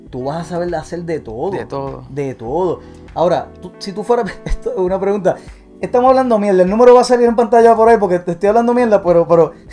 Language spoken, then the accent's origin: Spanish; Puerto Rico; porque yo soy boricua